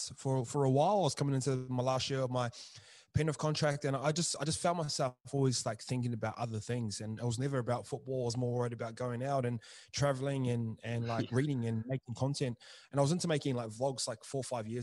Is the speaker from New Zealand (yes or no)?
yes; Tokoroa, Waikato, New Zealand; that was sort of the town I grew up